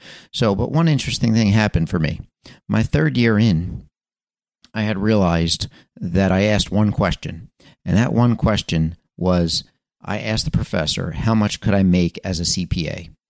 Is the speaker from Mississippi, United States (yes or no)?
no; Philadelphia, Pennsylvania, United States; I was born in Philadelphia, Pennsylvania, for those of you that don't know my story. And, you know, when I was raised in that area, my father had a part-time business.